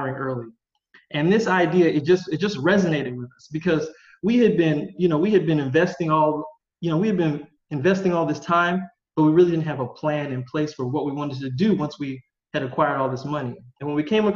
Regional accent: Vallejo, California, United States; moved away as an adult; also born or lived in San Diego; now in Portugal; I'm originally from the San Francisco Bay Area. I grew up in a town called Vallejo

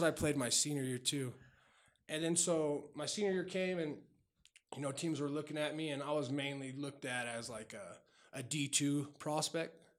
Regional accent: Denver, Colorado, United States; also born or lived in Wheat Ridge / Lakewood / Golden; I was born at the old Saint Joe's Hospital, which, for people that don't know, that was right by Sloan's Lake. And then I grew up in North Denver

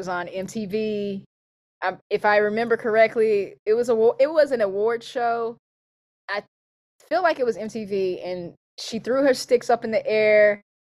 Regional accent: Pleasant Grove, North Carolina, United States; also born or lived in Burlington, North Carolina; I'm born and raised North Carolina, a little country area, considered very rural, called Pleasant Grove.

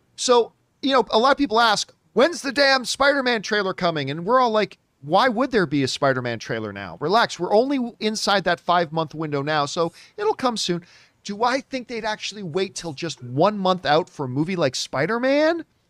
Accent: Canada; I'm Canadian.

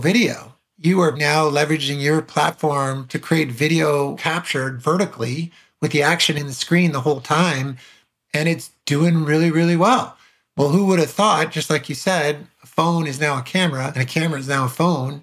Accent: New York City, New York, United States; also born or lived in Los Angeles, California; we moved from Los Angeles to New York City when I was 10 years old

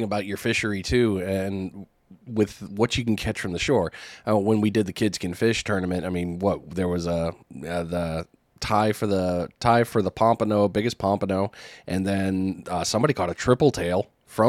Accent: Connecticut, United States; I'm from Connecticut.

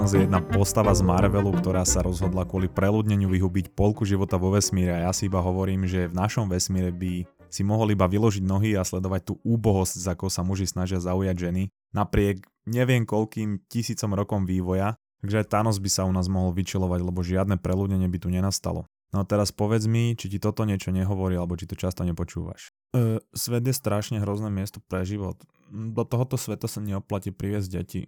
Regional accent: Slovakia; u nás na Slovensku

